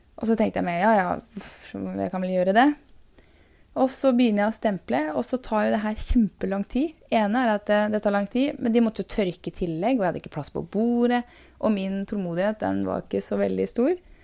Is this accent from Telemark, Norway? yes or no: yes; Porsgrunn, Telemark, Norway; also born or lived in Skien / Bamble; jeg er født i Porsgrunn. Og eh, hadde mine første år i Skien. Eh, men jeg vokste opp i Porsgrunn, gikk på barneskole der.